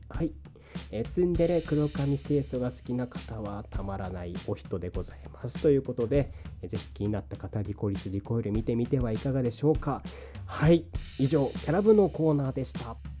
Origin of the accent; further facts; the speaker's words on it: Niigata, Japan; now in Kanto, Japan; 関東から新潟に帰る